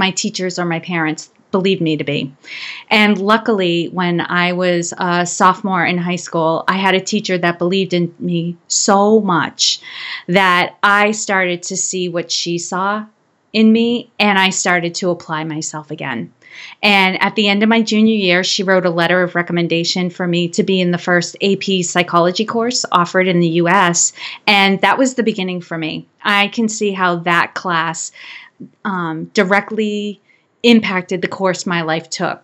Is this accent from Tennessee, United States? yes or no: no; Worcester, Massachusetts, United States; I was born and raised in Worcester, Massachusetts